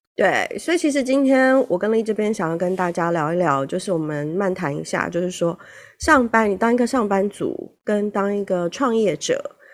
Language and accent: Chinese; Taiwan; 我们台湾人